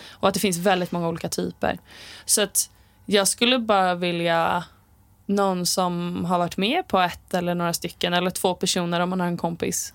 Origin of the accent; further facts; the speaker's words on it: Sala, Västmanland, Sweden; jag är uppvuxen i skogen eh, utanför Västerås, kan man säga. Sala